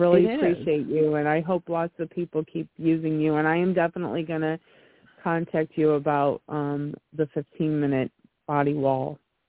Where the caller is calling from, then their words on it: Colfax, Illinois, United States; I'm from Colfax, Illinois.